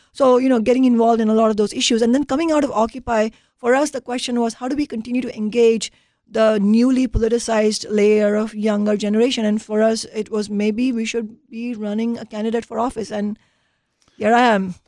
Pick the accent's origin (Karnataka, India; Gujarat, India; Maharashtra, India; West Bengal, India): Maharashtra, India; Mumbai; moved away as an adult; now in United States; growing up in India